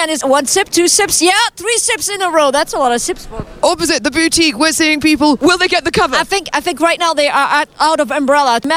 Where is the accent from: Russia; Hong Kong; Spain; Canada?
Russia; I'm from Russia.